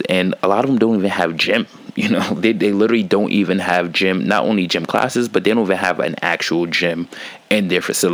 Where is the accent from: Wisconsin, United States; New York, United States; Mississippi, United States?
New York, United States; growing up in New York and seeing how like what the school system teaches you